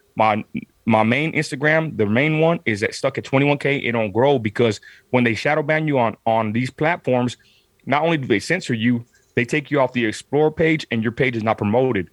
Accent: Midland, Texas, United States; I'm from Southside Midland, Texas

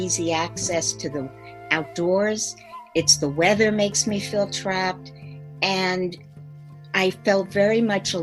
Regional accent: Merrick, New York, United States; I come from Merrick, Long Island, and I grew up in a very, an environment that was middle to upper middle class

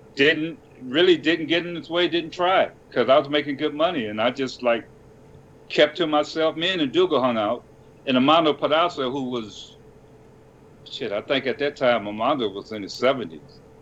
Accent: Detroit, Michigan, United States; I was from Detroit

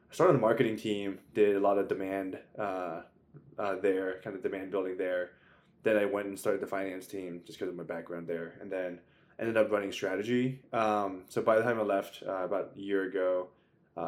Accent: Maryland, United States; moved away as an adult; also born or lived in Virginia; now in New York, United States; I'm from Maryland

